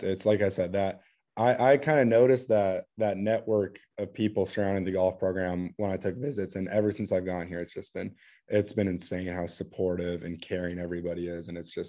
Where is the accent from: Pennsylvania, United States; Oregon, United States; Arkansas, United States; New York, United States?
Oregon, United States; Bandon; Just because I felt like with the way that I grew up back in Bandon, like, I wouldn't have the opportunity to get my way into a school like Wake Forest